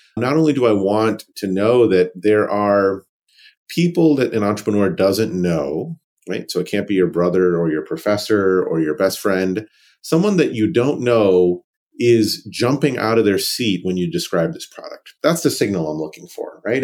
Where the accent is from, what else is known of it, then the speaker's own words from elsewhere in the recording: Raleigh, North Carolina, United States; I grew up in Raleigh, North Carolina, child of two immigrants